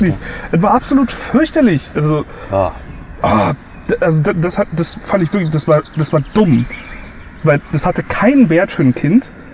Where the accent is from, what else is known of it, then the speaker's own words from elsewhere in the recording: Saarland, Germany; now in Bavaria, Germany; ich komme zum Beispiel aus, aus dem Saarland